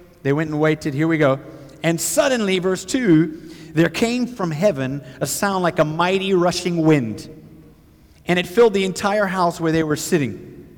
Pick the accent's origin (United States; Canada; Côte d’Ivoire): Côte d’Ivoire; And my parents were missionaries. I grew up in West Africa, Côte d'Ivoire.